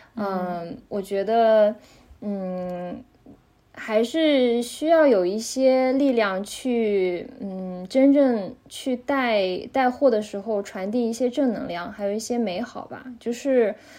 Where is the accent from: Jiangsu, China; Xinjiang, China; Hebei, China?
Xinjiang, China; moved away as an adult; now in Geneva, Switzerland; 我是，呃，来自中国，呃，来自中国新疆，然后我现在是在日内瓦，呃，因为我在这里读了两年的硕士，然后目前是刚刚毕业